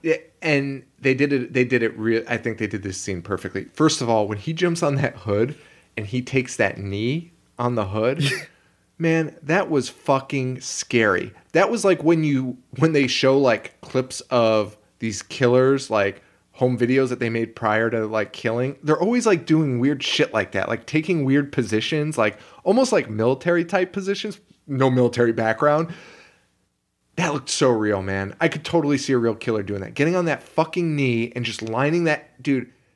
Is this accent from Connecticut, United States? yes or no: yes; Connecticut, United States; we're from Connecticut